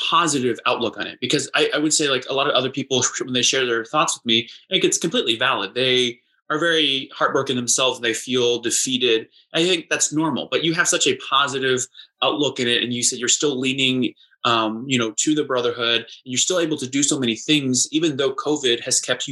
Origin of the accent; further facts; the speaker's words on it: Indiana, United States; I'm from Indiana, which, like, there's marching bands literally everywhere.